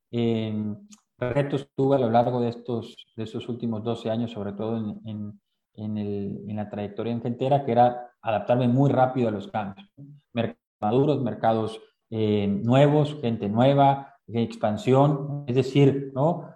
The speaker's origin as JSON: {"language": "Spanish", "region": "Veracruz", "country": "Mexico", "moved": "as an adult", "said": "Yo soy de Veracruz"}